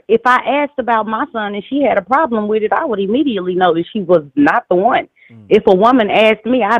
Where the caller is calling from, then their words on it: Houston, Texas, United States; I'm calling from Houston, Texas.